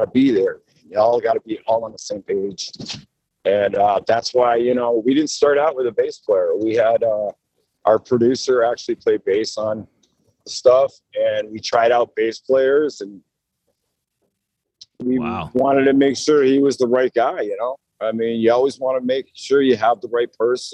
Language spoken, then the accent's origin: English; Massachusetts, United States; moved away as an adult; now in Nashville, United States; originally I'm not from Nashville. I'm from Massachusetts